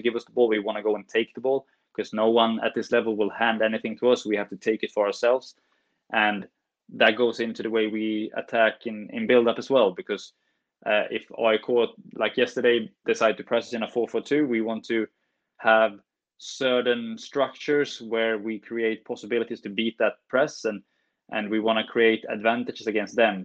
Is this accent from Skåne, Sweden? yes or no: no; Norrbotten County, Sweden; also born or lived in Stockholm, Sweden; we moved north when I was eight.